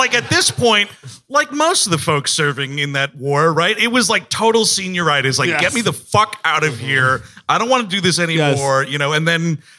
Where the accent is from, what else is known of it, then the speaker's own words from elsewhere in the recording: Parsippany, New Jersey, United States; born there; Yeah, I was born in Parsippany, New Jersey.